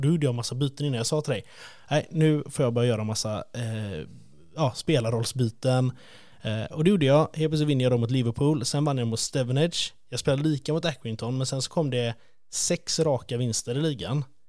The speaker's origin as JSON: {"language": "Swedish", "country": "Sweden", "said": "vi är från Sverige"}